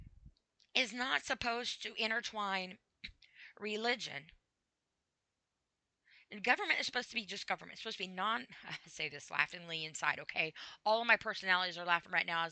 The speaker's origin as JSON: {"language": "English", "country": "United States", "said": "I'm an American and I live in the USA and I'm proud to be an American"}